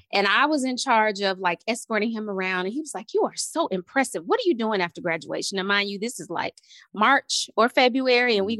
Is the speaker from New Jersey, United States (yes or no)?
no; Montgomery, Alabama, United States; I'm from Montgomery, Alabama.